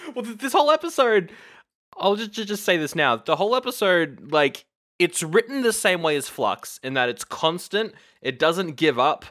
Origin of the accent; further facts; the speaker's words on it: Australia; We are Aussie nerds